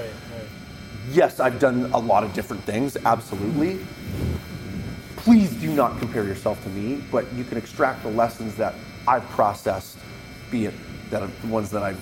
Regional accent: Vancouver Island, British Columbia, Canada; So I come from Vancouver Island. I come from a family that did not have a lot of money.

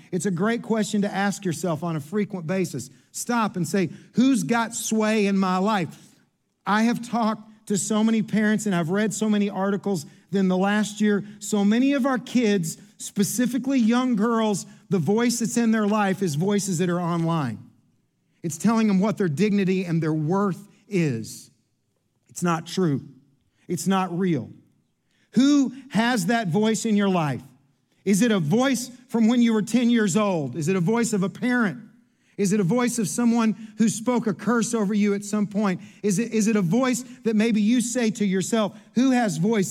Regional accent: Kentucky, United States; I'm from Kentucky.

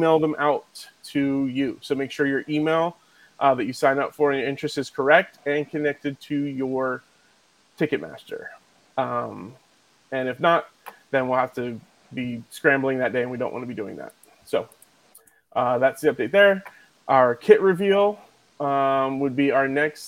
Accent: Philadelphia, Pennsylvania, United States; moved away; I'm from Philly

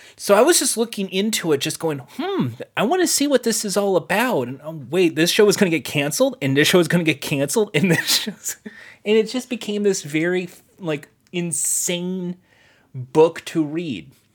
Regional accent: United States; as an American

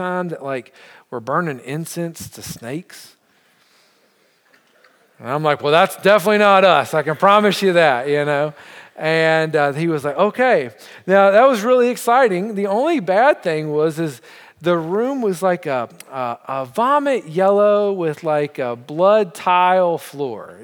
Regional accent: United States; now in Montreal, Canada; as an American

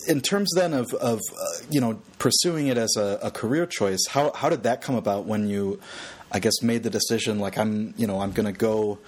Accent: Michigan, United States; back to this idea of, you know, growing up outside of Detroit.

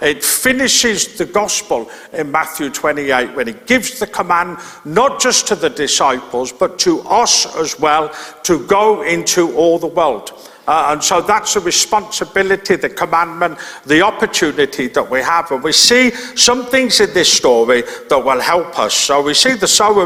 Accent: Birmingham, West Midlands, United Kingdom; I grew up in Birmingham, in inner city Birmingham, and so I didn't live near any farms

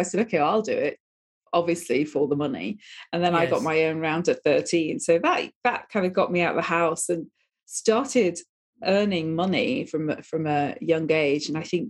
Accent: Manchester, North West England, United Kingdom; moved away as an adult; I'm a Northern girl. So I come from Manchester originally. I've lost a lot of my accent because I left there when I was 18 years of age.

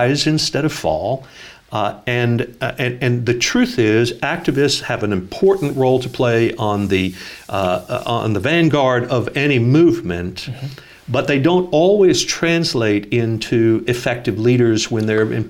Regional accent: Northeast, United States; I'm from the Northeast

